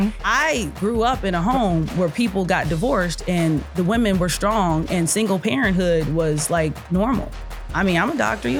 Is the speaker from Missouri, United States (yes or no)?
yes; Kansas City, Missouri, United States; I'm from Kansas City.